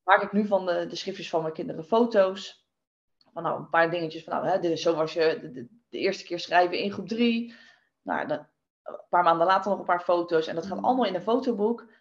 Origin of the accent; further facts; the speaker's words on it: Westland, South Holland, Netherlands; ik kom uit het Westland